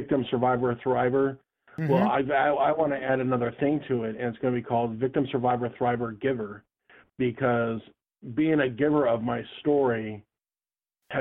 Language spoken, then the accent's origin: English; Anchorage, Alaska, United States; I grew up in Anchorage, Alaska